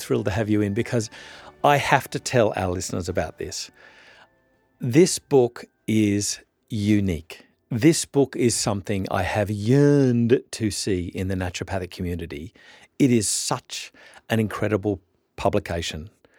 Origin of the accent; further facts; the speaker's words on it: Orange, New South Wales, Australia; Sarah and I have a bit of a link in that we both did some growing up in Orange, New South Wales.